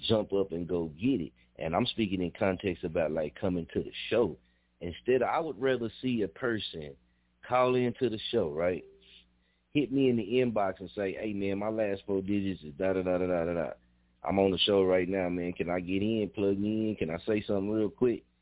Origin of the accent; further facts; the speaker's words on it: Muskogee, Oklahoma, United States; I'm born and raised in Muskogee